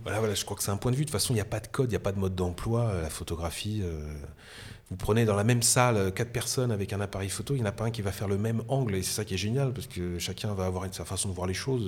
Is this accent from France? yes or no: yes; France; accent: French; avec mon accent euh, français, hein, parce que je parlais très mal anglais